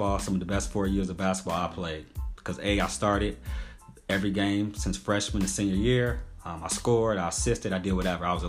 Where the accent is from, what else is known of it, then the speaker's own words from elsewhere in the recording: Gary, Indiana, United States; also born or lived in Merrillville, Indiana; I was born and raised in Gary. Moved to Miraville, I think, in fifth or fourth grade